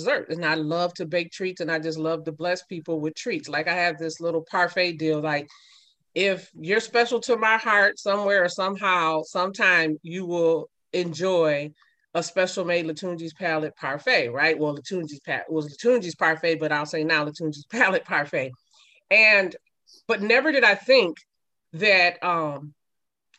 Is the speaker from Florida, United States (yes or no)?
no; Minneapolis, Minnesota, United States; also born or lived in St. Paul, Minnesota; I was born in St. Paul, Minnesota, and raised in Minneapolis, Minnesota.